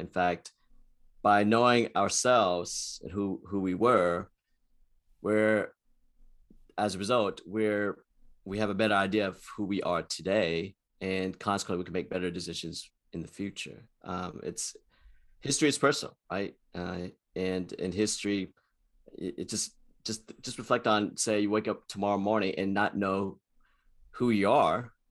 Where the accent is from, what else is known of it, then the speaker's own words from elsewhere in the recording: Houston, Texas, United States; I was born and raised in Houston, Texas, and I've lived in, in Texas all my life.